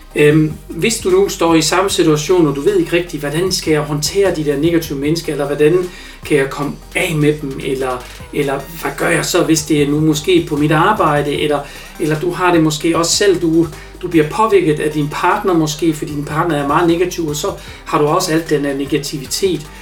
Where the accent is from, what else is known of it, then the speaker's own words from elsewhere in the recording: Germany; Danish is a second language; now in Denmark; som tysker